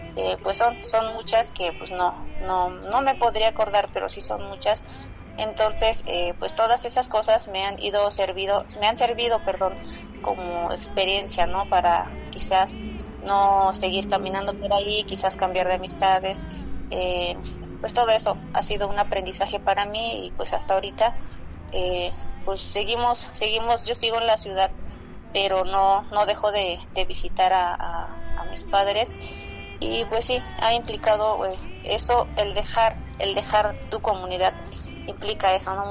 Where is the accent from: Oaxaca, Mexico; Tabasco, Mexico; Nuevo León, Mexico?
Oaxaca, Mexico; Sierra Mazateca; first language Mazatec; Spanish is a second language; nuestro baile tradicional en, allá en la Sierra Mazateca